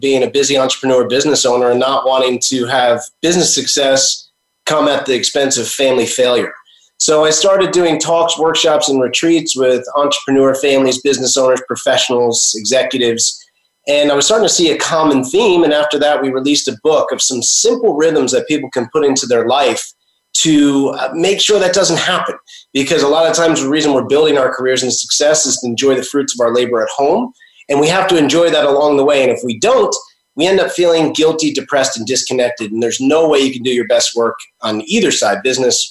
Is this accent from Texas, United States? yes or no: no; New Jersey, United States; now in St. Augustine, United States; I grew up right up near you in North Jersey